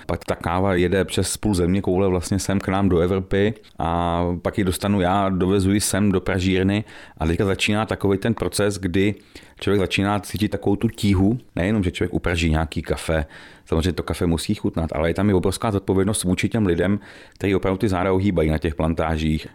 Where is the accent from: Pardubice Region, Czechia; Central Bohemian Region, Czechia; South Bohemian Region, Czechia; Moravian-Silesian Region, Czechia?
Pardubice Region, Czechia; Medlešice; also born or lived in Chrudim; my jsme Medlešáci, eh, původně teda pak Dubáci a Chrodimáci, přítelkyní, ale jsme z Medlešic, bydlíme v Medlešicích už, už hrozně dlouho